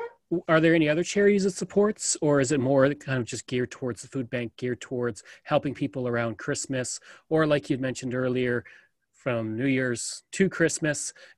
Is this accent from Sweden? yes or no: no; Calgary, Alberta, Canada; also born or lived in High River / Edmonton area; now in Edmonton, Canada; Actually, I was born in Calgary, and I used to live in High River for a time, but I'm actually located just on an acreage just southwest of Edmonton.